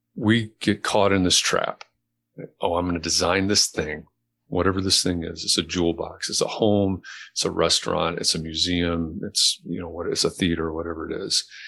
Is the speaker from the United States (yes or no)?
yes; Chicago, Illinois, United States; also born or lived in Atlanta, Georgia; dad was transferred to Chicago when I was a kid, so I don't sound like I'm from Atlanta